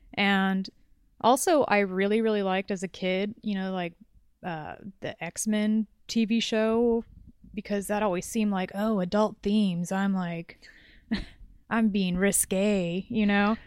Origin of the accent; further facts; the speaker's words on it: Orange County, Southern California, United States; also born or lived in Los Angeles; born and raised in Southern California